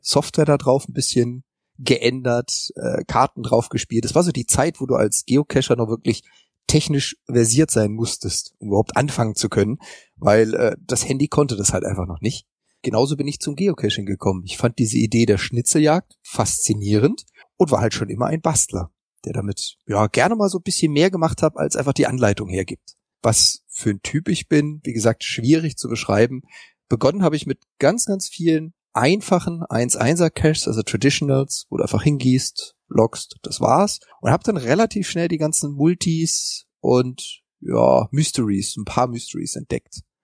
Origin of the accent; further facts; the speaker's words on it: Freiburg im Breisgau, Baden-Württemberg, Germany; now in Hamburg, Germany; also geboren bin ich in Freiburg im Breisgau, das ist so ganz im Süden Deutschlands